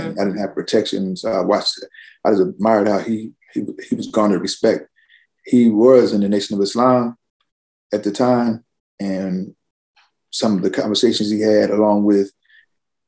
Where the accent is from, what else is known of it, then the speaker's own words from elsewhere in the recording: New Jersey, United States; also born or lived in Camden, New Jersey / Bristol / Newark, New Jersey / Vineland, New Jersey; I was born in Camden, raised in part Bristol, part Newark, New Jersey